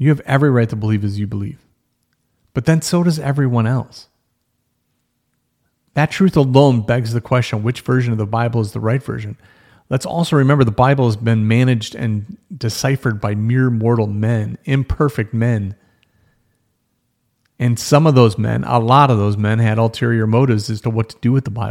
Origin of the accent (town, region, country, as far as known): United States